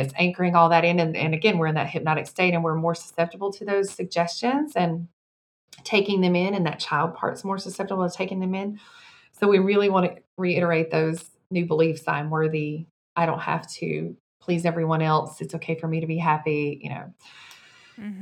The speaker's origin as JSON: {"language": "English", "region": "Mississippi", "country": "United States", "tie": "born or raised there", "said": "dire poverty growing up in Mississippi on food stamps and welfare"}